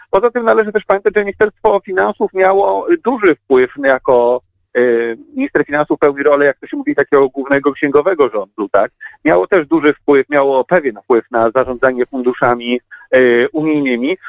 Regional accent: Łódź, Łódź Voivodeship, Poland

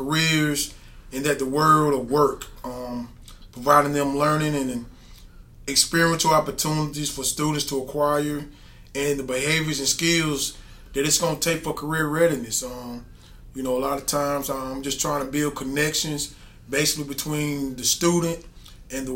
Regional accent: Spartanburg School District 5, South Carolina, United States; I'm born and raised in District 5

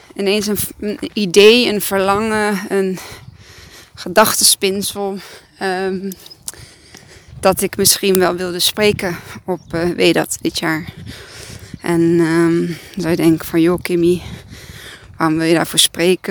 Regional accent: Serbia; now in Breda, Netherlands; het is Servië, dat is mijn vaderland

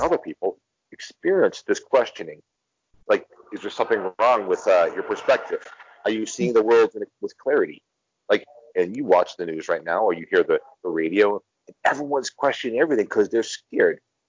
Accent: United States; moved away as an adult; now in Mexico; when you grow up in the United States, and I know my accent, my English language accent, pretty much lets you know I'm from the U.S.

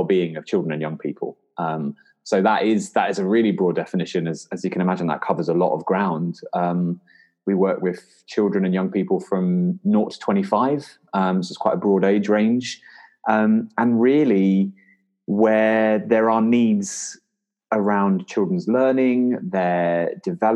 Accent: London, United Kingdom; also born or lived in Guildford; So I'm from Lewisham

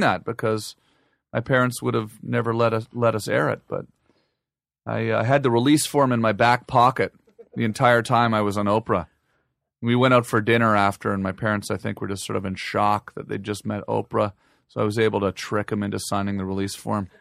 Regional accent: Ottawa, Ontario, Canada; moved away as an adult; now in Los Angeles, United States; I grew up in Ottawa

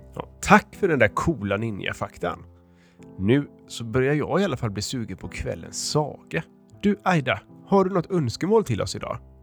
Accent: Degerby, Finland; jag är från Degerby, Finland och jag är fyra år

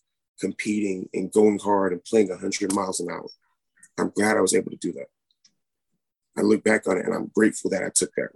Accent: Murray, Kentucky, United States; I'm from Murray, Kentucky originally, which I am currently here right now

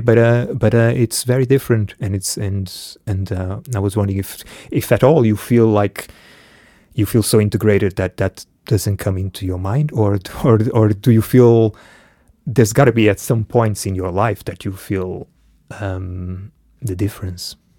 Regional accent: Portugal; also born or lived in Angola; I was born in Angola. I left when I was one, so I grew up in Portugal.

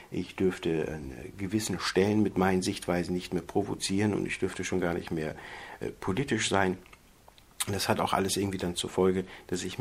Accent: Geesthacht, Schleswig-Holstein, Germany; born there; ich bin 1975 in Geestach bei Hamburg geboren.

